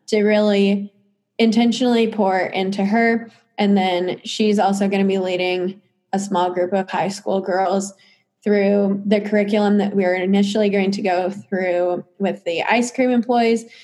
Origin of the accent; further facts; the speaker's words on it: Clinton, United States; I'm just from Clinton